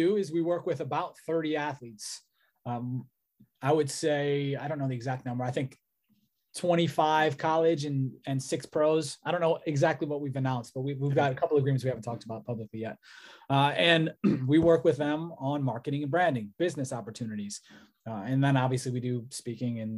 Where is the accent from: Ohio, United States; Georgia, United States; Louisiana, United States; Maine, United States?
Ohio, United States; Cleveland; I'm from Cleveland